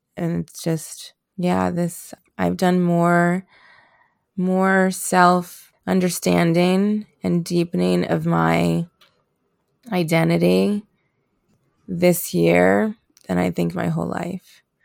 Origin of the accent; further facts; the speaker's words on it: Chicago, Illinois, United States; I was born in Chicago, Illinois in nineteen ninety